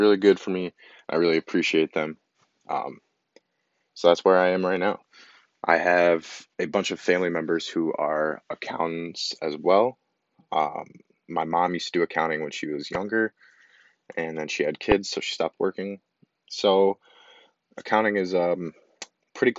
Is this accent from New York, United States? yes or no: yes; Walton, New York, United States; also born or lived in Staten Island, New York City; when I was 9 years old, my mom moved us to Walton, New York, which I live at now